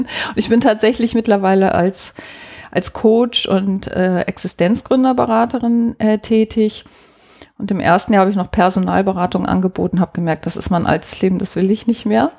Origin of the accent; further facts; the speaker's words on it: Hamburg, Germany; ich bin in Hamburg geboren und da auch aufgewachsen